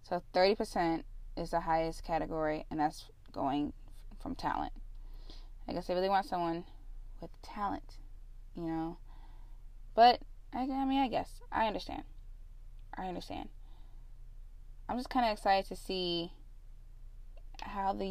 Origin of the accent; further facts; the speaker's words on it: Illinois, United States; Illinois, my home state